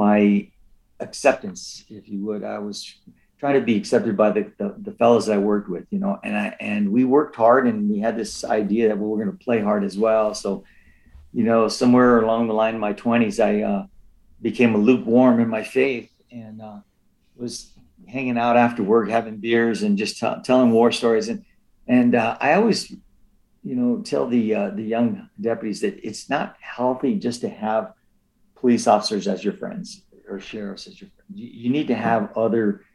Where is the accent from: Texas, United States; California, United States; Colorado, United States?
California, United States; Los Angeles; the community that I was born in East